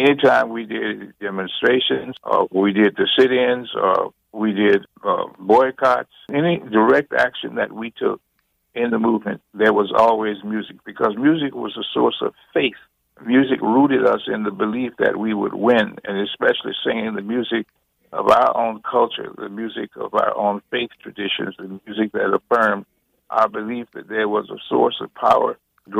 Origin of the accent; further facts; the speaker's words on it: New Orleans, Louisiana, United States; my hometown of New Orleans